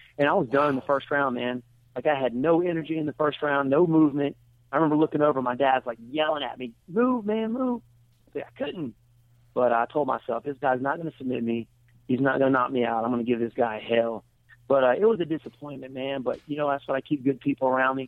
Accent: United States; my hometown's about 2 hours away

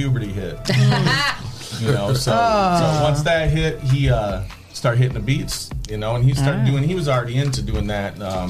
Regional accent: Oregon, Ohio, United States; I grew up in Oregon. I graduated from Clay as well.

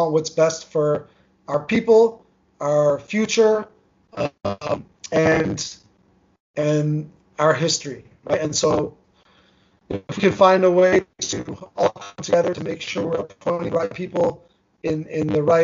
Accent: New Jersey, United States; first language Armenian; English is a second language; I grew up in New Jersey. Armenian was my first language. I spoke English with an accent

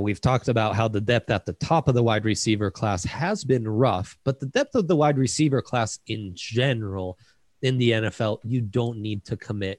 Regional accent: Italy; born or raised there; now in United States

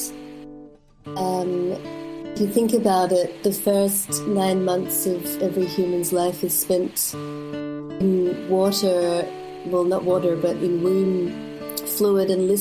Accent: Melbourne, Victoria, Australia; moved away as an adult; now in Berlin, Germany; I grew up in Melbourne, in the outskirts of Melbourne.

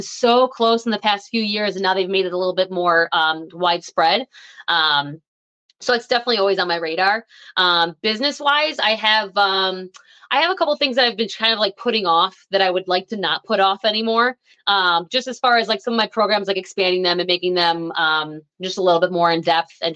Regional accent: Buffalo, New York, United States; We're from Buffalo

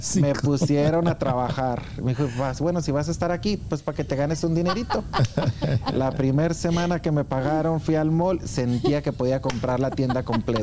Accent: Anáhuac, Chihuahua, Mexico; moved away as an adult; also born or lived in Denver, Colorado; now in Kansas City, United States; yo nací en Anáhuac, Chihuahua

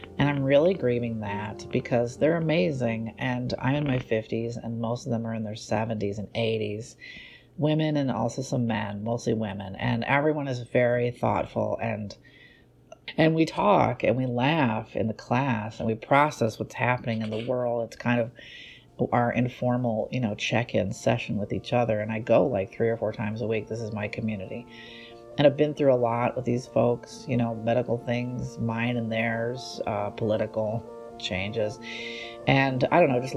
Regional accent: Chicago, Illinois, United States; I was born and raised here, traveled and lived other places, but this is my hometown

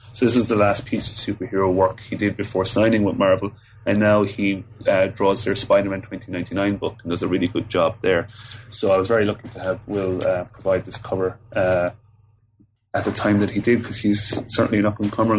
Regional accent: Fermoy, Munster, Ireland; I'm from Cork in the south of Ireland, so a small town called Fermoy, which isn't really noted for much other than the fact that Michael Flatley, the famous Irish dancer, lives there.

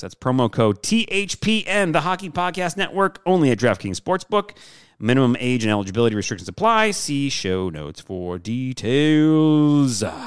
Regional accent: Michigan, United States; moved away; growing up in Michigan

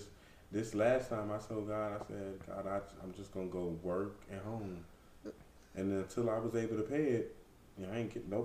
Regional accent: Opa-locka, Florida, United States; born or raised there; moved away

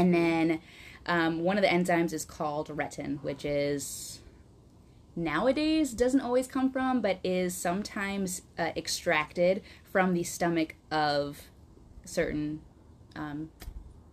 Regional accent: Wisconsin, United States; accent: Wisconsin; now in Quad Cities, United States; I'm from Wisconsin, going up north, as one would say, or as we would say in my family, to go visit other Wisconsin family members

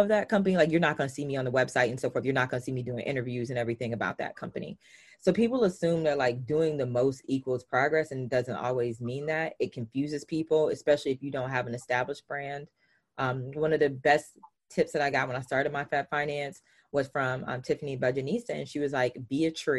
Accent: the South, United States; I'm from the South. So I use language slightly different

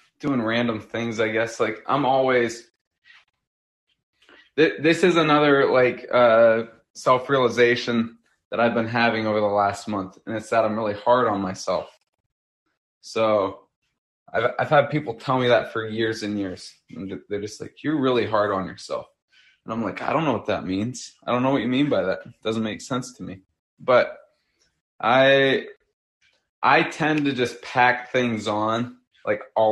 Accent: Pennsylvania, United States; We grew up in Pennsylvania

